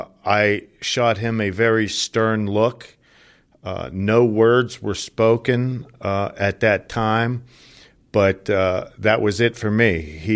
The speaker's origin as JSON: {"language": "English", "town": "Johnstown", "region": "Pennsylvania", "country": "United States", "tie": "born or raised there", "said": "I grew up in Johnstown, Pennsylvania, about an hour outside of Pittsburgh. I'm one of nine children to a very Irish Catholic blue-collar family."}